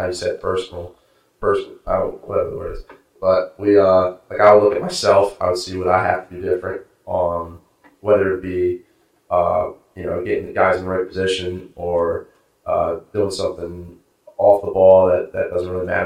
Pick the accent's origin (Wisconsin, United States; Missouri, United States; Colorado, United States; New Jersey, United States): New Jersey, United States; Cape May; I'm from Cape May, New Jersey, so I like to spend my summers and weekends down the shore.